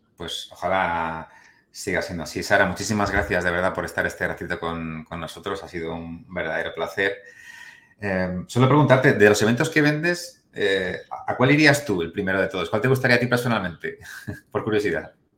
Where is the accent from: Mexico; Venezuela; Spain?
Spain; siendo español